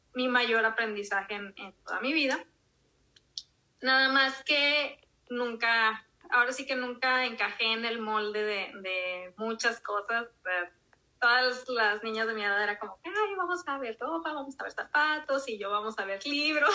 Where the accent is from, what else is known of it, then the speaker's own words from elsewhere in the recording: Monterrey, Nuevo León, Mexico; also born or lived in Durango; Mis papás se vinieron aquí a Monterrey cuando yo tenía poquito más del año, o sea, realmente no me tocó vivir allá, entonces pues me tocó crecer aquí en Monterrey